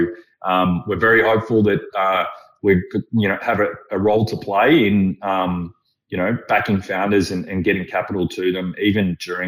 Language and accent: English; Melbourne, Victoria, Australia; I grew up in Carlton in the 80s and, you know, the Halcyon days.